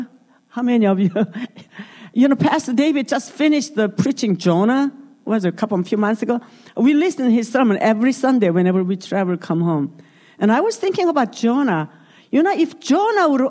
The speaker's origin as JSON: {"language": "English", "country": "South Korea", "second_language": "English", "moved": "yes", "said": "I'm from Korea"}